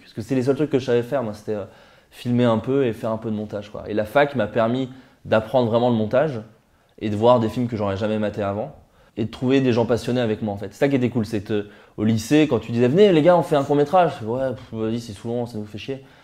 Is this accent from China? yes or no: no; Burgundy, Bourgogne-Franche-Comté, France; moved away as an adult; also born or lived in Paris; Je viens de Bourgogne, à qui est une petite ville en Bourgogne. Euh, dans laquelle j'ai grandi. J'ai passé 18 années là-bas